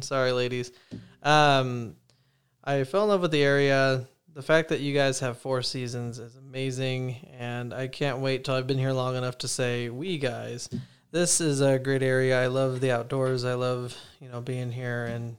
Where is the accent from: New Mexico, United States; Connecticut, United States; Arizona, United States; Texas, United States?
Arizona, United States; now in Idaho, United States; So I'm actually from Arizona, you know, the hot lands, the exact opposite of Idaho, essentially. And, you know, my family and I, we moved up here about 5 years ago, like I said, for school and work.